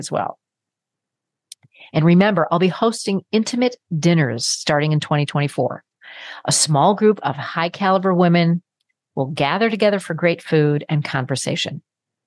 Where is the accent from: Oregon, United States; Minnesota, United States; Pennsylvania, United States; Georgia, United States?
Minnesota, United States; I come from Minnesota, land of Norwegians and Swedes